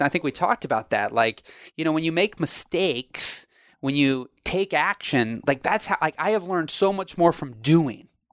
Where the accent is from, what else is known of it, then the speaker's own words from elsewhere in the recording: Illinois, United States; I'm from Illinois